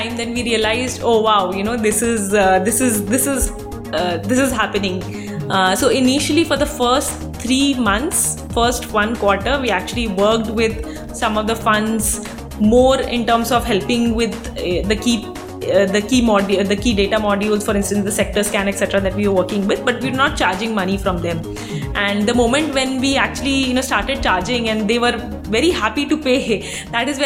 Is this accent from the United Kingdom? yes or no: no; Mumbai, Maharashtra, India; also born or lived in Stanford; I am born and brought up in Bombay.